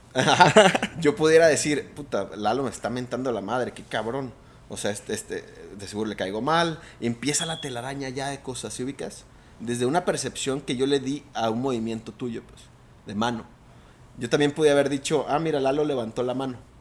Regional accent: Mazatlán, Sinaloa, Mexico; yo soy de Mazatlán

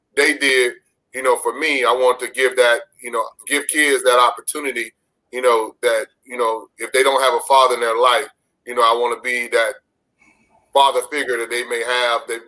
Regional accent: Pompano Beach, Florida, United States; I was born and raised in Pompano Beach, Florida

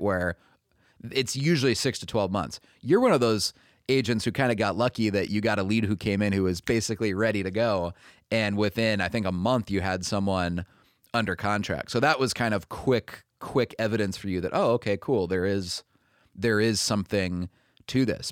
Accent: Minnesota, United States; moved away as an adult; I was born and raised in Minnesota

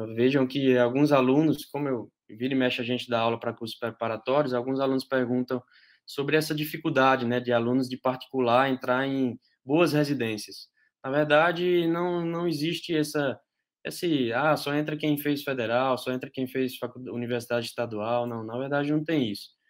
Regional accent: Patos, Paraíba, Brazil; moved away; eu sou da, de Patos, na Paraíba, me formei lá na graduação

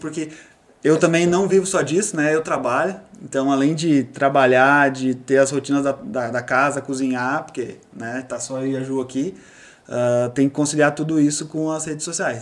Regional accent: South Region, Brazil; moved away as an adult; also born or lived in Novo Hamburgo; now in Portugal; eu sou do sul do Brasil

